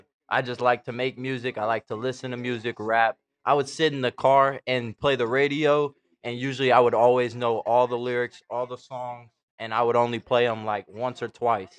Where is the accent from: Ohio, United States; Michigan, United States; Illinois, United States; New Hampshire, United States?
Michigan, United States; as a kid, we grew up in Michigan.